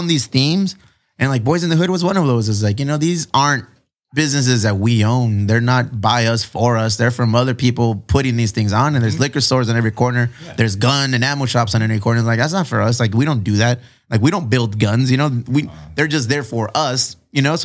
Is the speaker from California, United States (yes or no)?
yes; Chula Vista, California, United States; also born or lived in Spring Valley / Paradise Hills / Bonita; I'm from Chula Vista